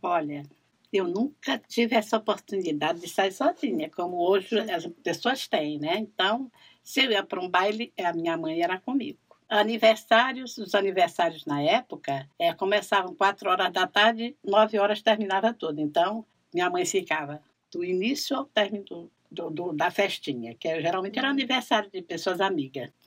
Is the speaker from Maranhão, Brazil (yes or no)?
yes; São Luís, Maranhão, Brazil; Nasci e me criei aqui na cidade